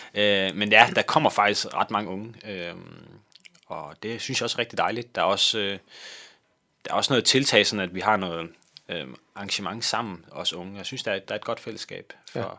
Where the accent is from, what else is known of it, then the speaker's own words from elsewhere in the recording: Kolding, Southern Denmark, Denmark; moved away as an adult; now in Valby, Denmark; jeg kommer fra Kolding af, øh, ja. men bor nu i, i Valby.